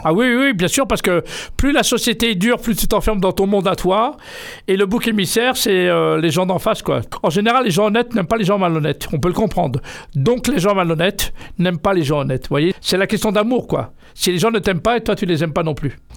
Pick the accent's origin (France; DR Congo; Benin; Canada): France; Triel-sur-Seine, Île-de-France; je suis né en France, euh, tout près d'ici, à Triel-sur-Seine.